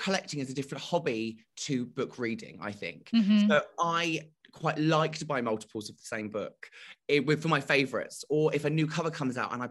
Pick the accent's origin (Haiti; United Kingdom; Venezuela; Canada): United Kingdom; I'm so British